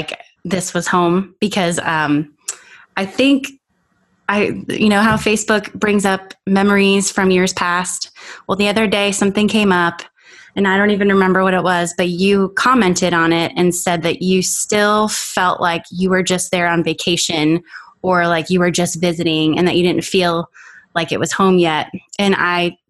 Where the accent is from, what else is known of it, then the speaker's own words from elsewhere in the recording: Hollywood, Florida, United States; moved away; the church that I grew up in South Florida in Hollywood